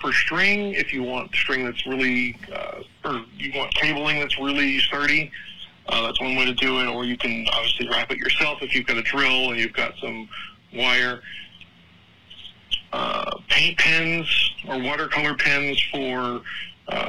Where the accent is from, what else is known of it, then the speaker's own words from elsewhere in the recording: Texas, United States; being a Texan